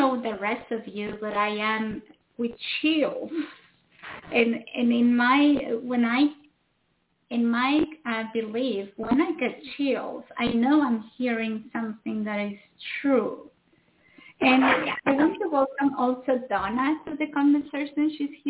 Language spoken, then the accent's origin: English; Mexico; I was brought up in Mexico. So I was brought up in Catholicism, but in the Mexican way